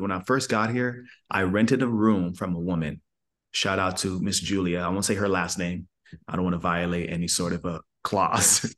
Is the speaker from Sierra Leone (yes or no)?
yes; Sierra Leone; now in United States; first generation immigrant, which I am. I was born in Sierra Leone, West Africa